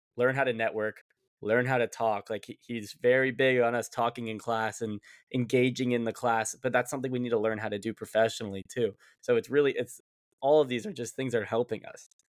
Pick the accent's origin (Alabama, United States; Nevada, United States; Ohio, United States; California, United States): Nevada, United States; Las Vegas; moved away as an adult; now in New York, United States; I'm from Las Vegas